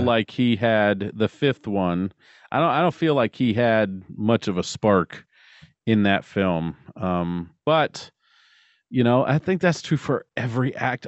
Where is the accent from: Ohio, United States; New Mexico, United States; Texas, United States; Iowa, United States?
Ohio, United States; I'm from Ohio